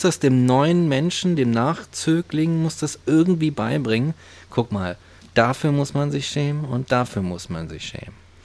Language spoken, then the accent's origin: German; West Germany, Germany; Ich komme aus dem Westen